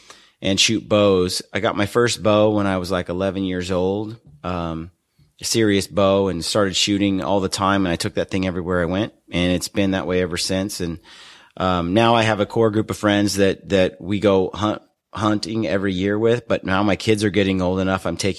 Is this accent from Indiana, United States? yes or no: no; Oregon City, Oregon, United States; I grew up in Oregon City in Oregon.